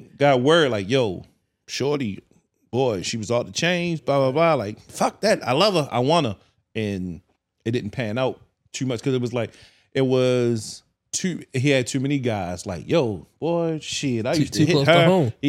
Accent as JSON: {"language": "English", "town": "Baltimore", "region": "Maryland", "country": "United States", "said": "I'm from East, zone 18."}